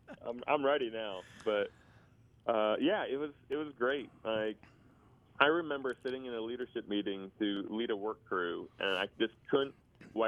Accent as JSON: {"language": "English", "region": "Indiana", "country": "United States", "tie": "born or raised there", "said": "I grew up in Indiana, got saved as a young boy"}